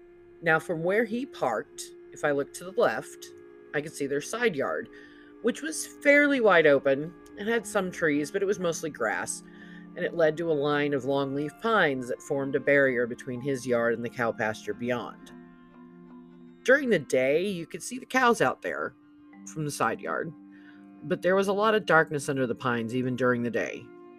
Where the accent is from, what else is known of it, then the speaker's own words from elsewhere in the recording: Broward County, South Florida, United States; I grew up in South Florida, Broward County, to be exact.